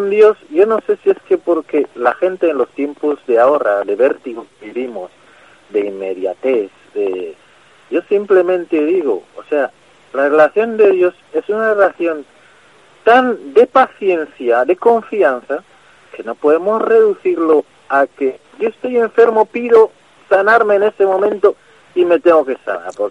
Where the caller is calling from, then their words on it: Madrid, Community of Madrid, Spain; Eh, soy un vecino de Madrid.